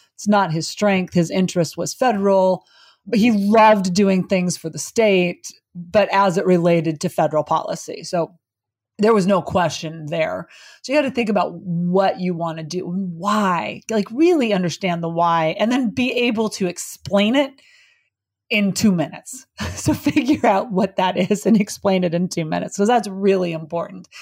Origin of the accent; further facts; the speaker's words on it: Butte, Montana, United States; moved away; I grew up in Butte, Montana